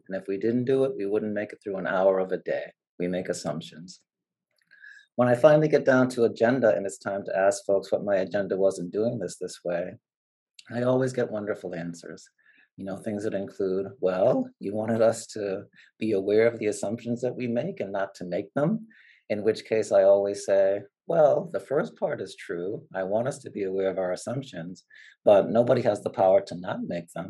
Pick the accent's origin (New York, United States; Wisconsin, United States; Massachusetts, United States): Massachusetts, United States; Boston; also born or lived in Puerto Limón, Costa Rica; I did a bunch of my growing up in the Dorchester neighborhood of Boston